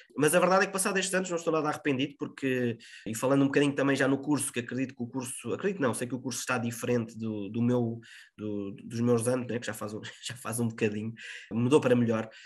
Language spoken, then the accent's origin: Portuguese; Lisbon, Portugal; moved away as an adult; now in Viseu, Portugal; eu sou de Lisboa, até porque depois uh, o próprio estágio curricular que faço é numa rádio na zona de Lisboa para regressar um bocadinho a casa